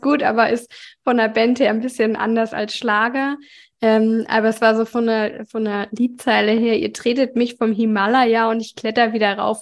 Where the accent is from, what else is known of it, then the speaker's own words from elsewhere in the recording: Germany; ich komme ja äh, aus dem Süden von Hamburg